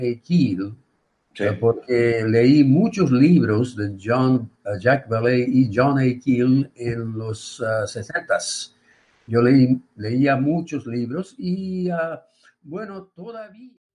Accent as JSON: {"language": "Spanish", "town": "Yokohama", "region": "Kanagawa", "country": "Japan", "tie": "born or raised there", "also_born_or_lived": "Albuquerque, New Mexico", "second_language": "Spanish", "moved": "as an adult", "lives_now": "New Mexico, United States", "said": "nací y creí, crecí en Yokohama"}